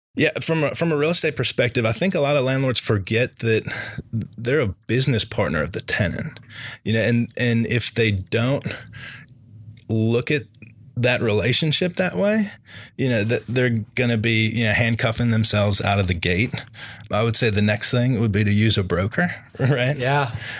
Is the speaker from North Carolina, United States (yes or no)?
yes; Charlotte, North Carolina, United States; I grew up here in Charlotte